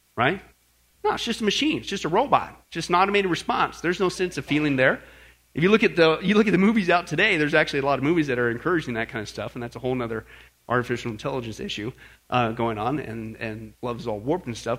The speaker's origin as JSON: {"language": "English", "region": "Kansas", "country": "United States", "tie": "born or raised there", "also_born_or_lived": "Northern California", "moved": "yes", "said": "Growing up in Kansas"}